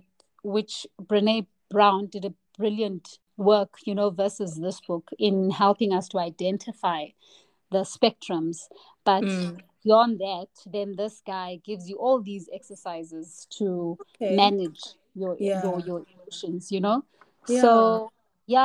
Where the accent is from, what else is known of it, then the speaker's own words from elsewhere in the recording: South Africa; as a South African black woman who speaks Zulu